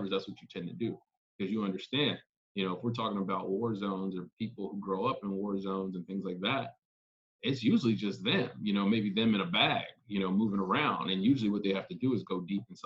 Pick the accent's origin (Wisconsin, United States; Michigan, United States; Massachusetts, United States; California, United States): California, United States; Los Angeles; now in New York City, United States; I grew up in South Central, I never thought that that would be a permanent place